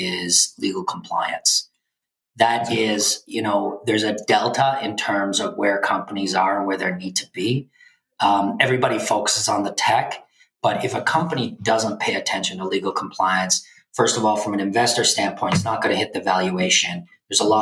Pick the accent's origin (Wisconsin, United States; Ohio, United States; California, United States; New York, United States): New York, United States; moved away; also born or lived in China; I'm also from New York. I'm a New York attorney